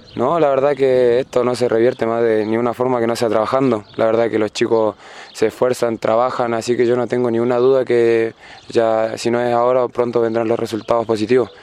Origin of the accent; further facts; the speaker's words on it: Formosa, Argentina; moved away as an adult; now in Linares, Chile; mi ciudad, Formosa